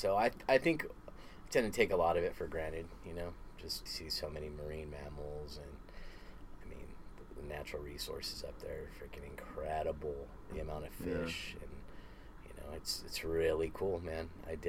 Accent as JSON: {"language": "English", "town": "Palm Springs", "region": "California", "country": "United States", "tie": "born or raised there", "also_born_or_lived": "Alaska", "moved": "as an adult", "said": "I was born and raised in Southern California, in Palm Springs area."}